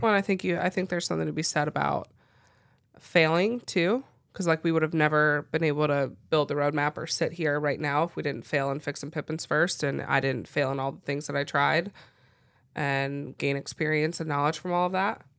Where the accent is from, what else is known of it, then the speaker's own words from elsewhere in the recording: Cincinnati, Ohio, United States; moved away as an adult; grew up in Cincinnati, Ohio, and just a suburb of Cincinnati. Stayed in the same place my whole life